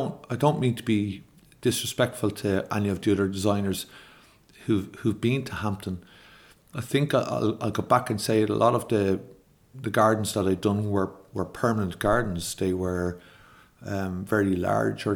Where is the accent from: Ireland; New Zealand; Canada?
Ireland